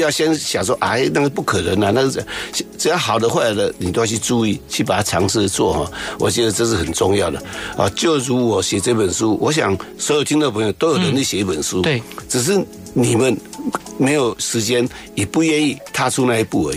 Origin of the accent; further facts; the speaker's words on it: Pinglin, New Taipei, Taiwan; moved away; 我来自于乡下，对。啊，来自于平林的乡下